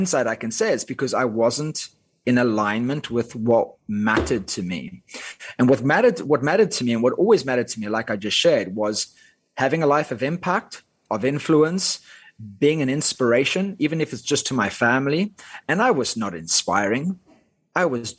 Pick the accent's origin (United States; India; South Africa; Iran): South Africa; Cape Town, Western Cape; first language Afrikaans; English is a second language; moved away as an adult; also born or lived in United Kingdom / Dubai / Thailand; I grew up in Cape Town, South Africa